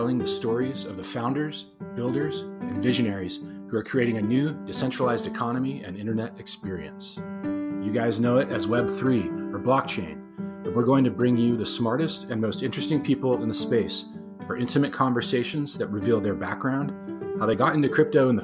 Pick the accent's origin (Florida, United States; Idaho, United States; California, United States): California, United States; Los Angeles; being from here